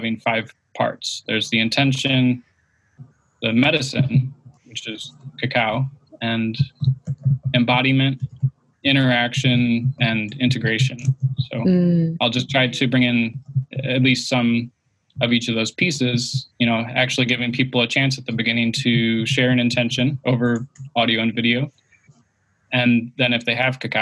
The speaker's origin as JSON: {"language": "English", "town": "Detroit", "region": "Michigan", "country": "United States", "moved": "as an adult", "lives_now": "California, United States", "said": "I'm from Detroit originally, and I've lived in all different kinds of places, while moving around, being kind of nomadic"}